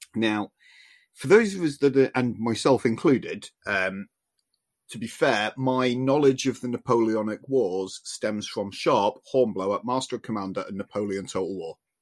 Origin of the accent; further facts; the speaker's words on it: Yorkshire and the Humber, United Kingdom; as a Yorkshireman